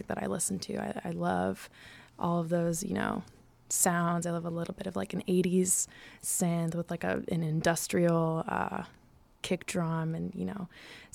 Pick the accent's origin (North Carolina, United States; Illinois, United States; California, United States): Illinois, United States; Chicago; moved away as an adult; also born or lived in New York; I'm from here and I've been here for a long time